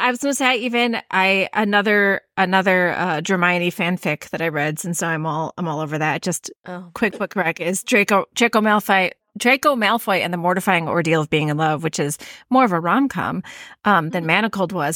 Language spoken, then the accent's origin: English; Midwest, United States; accent: Midwestern; my Midwestern accent